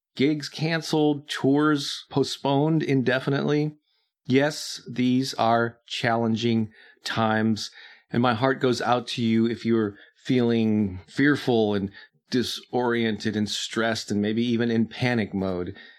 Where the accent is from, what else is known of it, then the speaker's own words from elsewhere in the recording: St. Louis, Missouri, United States; my hometown of St. Louis